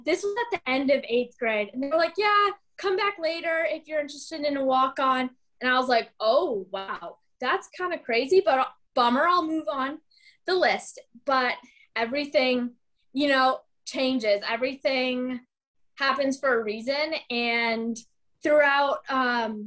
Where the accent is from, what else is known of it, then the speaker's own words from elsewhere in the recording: Ann Arbor, Michigan, United States; moved away as an adult; now in Gainesville, United States; I am originally from Ann Arbor, Michigan, so I'm pretty far from home right now